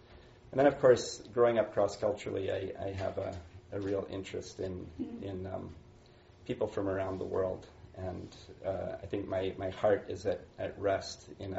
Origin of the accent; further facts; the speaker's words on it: Ethiopia; So I grew up in Ethiopia. My parents were missionaries there.